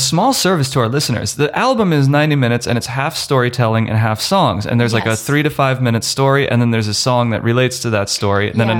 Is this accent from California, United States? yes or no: no; Pennsylvania, United States; moved away as an adult; I grew up in Pennsylvania. It's all green out there.